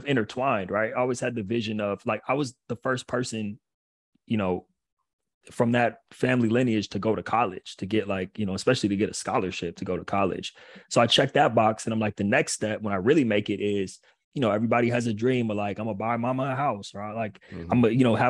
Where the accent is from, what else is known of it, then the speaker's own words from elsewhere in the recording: Pasadena, California, United States; also born or lived in Long Island, New York; I'm from California. I couldn't wait to go back home.